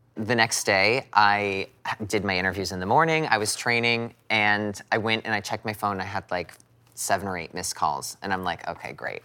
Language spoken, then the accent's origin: English; United States; being an American